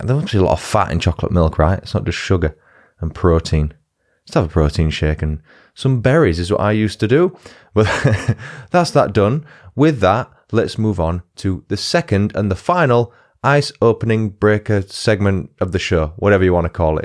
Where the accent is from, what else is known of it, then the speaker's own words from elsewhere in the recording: Huddersfield, Yorkshire and the Humber, United Kingdom; my hometown team, Huddersfield